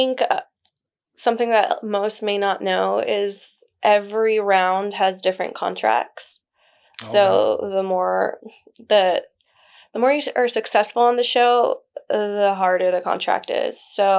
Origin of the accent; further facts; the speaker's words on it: Dallas, Texas, United States; also born or lived in Guadalajara, Mexico; So I'm from Guadalajara, Jalisco. I moved to Dallas when I was 4 years old.